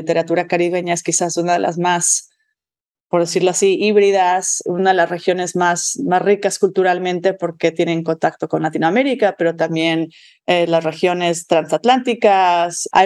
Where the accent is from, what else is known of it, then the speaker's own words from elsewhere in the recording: Mexico; moved away as an adult; also born or lived in Michigan, United States / Georgia, United States / Stanford, United States; yo me crié en México de madre lingüista y padre antropólogo